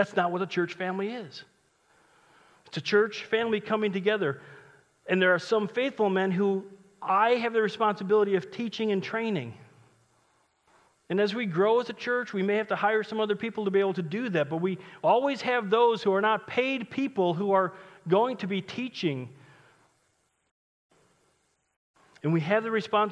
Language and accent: English; United States